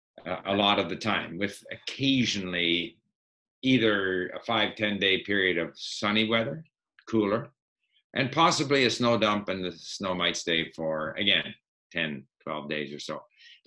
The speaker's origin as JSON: {"language": "English", "town": "Montreal", "region": "Quebec", "country": "Canada", "tie": "born or raised there", "also_born_or_lived": "Sweden", "first_language": "Swedish", "said": "But I grew up in Montreal, and we had French at school, and I couldn't speak French, really."}